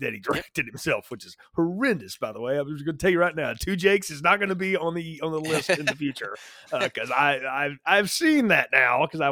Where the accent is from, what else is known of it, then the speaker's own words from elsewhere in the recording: North Alabama, United States; my little hometown that I grew up in North Alabama